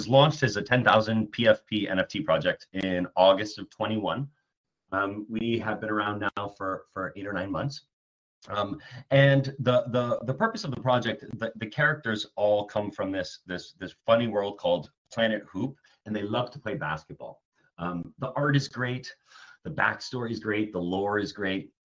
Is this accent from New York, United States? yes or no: yes; New York City, New York, United States; I grew up in New York City